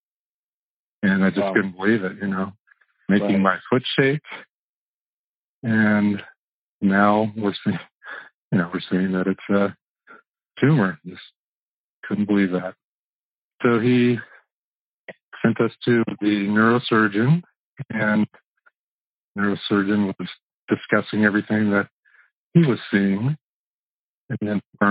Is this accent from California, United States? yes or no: yes; Buena Park, California, United States; I grew up in Buena Park.